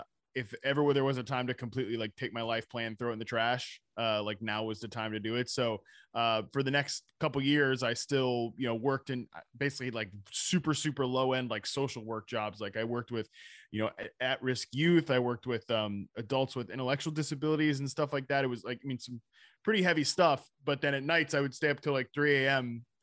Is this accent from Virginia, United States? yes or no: yes; Virginia, United States; also born or lived in North Carolina; I'm from Virginia, North Carolina.